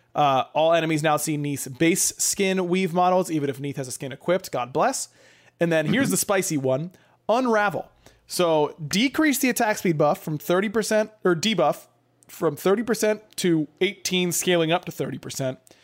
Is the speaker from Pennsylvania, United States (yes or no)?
yes; Pittsburgh, Pennsylvania, United States; moved away; I'm driving back home, going to Pittsburgh